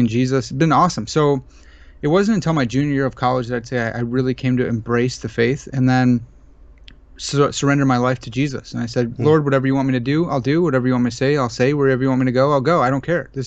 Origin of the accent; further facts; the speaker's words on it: United States; I'm an American